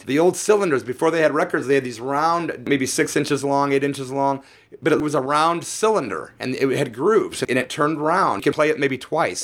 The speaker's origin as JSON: {"language": "English", "town": "Peoria", "region": "Illinois", "country": "United States", "tie": "born or raised there", "said": "I'm from Peoria, Illinois. I started doing punk rock there in 1983"}